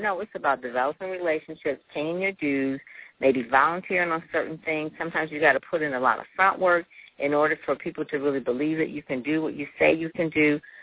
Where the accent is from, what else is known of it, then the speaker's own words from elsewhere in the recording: Detroit, Michigan, United States; I'm from Detroit. Um, went to Detroit public schools and, you know, went to Cass Tech, uh, went to Wayne State